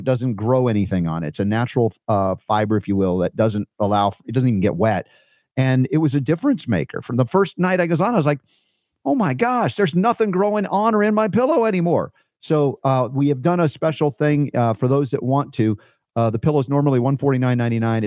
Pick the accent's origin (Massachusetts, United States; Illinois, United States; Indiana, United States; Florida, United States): Florida, United States; Fort Lauderdale; I was a kid growing up in Fort Lauderdale